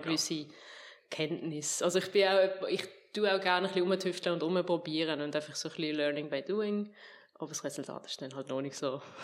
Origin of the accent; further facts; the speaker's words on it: Fricktal, Aargau, Switzerland; also born or lived in Eptingen, Basel-Landschaft; wechsel ins Fricktal auf Oberzeien. Das liegt so sehr sehr genau zwischen Basel und Zürich